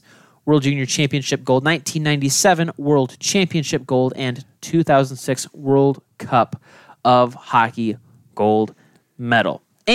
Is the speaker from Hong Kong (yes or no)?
no; Michigan, United States; Growing up in Michigan and watching hockey.